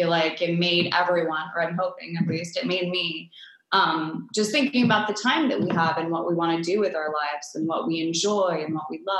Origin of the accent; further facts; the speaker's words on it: Paris, Île-de-France, France; first language French; English is a second language; moved away; in Paris, which is where I grew up